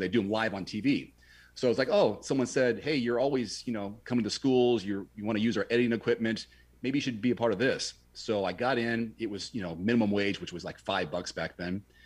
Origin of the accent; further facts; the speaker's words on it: Portland, Oregon, United States; my hometown of Portland, Oregon